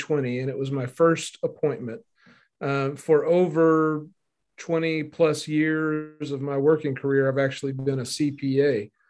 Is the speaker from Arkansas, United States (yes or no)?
yes; Northeast Arkansas, United States; now in Memphis, United States; I grew up in Northeast Arkansas